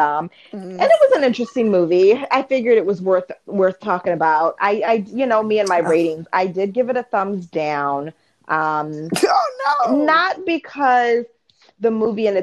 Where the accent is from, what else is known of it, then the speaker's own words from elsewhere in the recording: Baltimore, DC area, Maryland, United States; Like Baltimore, DC area, it's where I'm from.